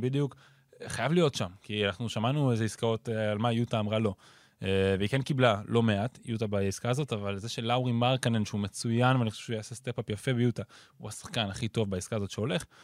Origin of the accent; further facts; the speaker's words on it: Ireland; now in Israel; גדלתי באירלנד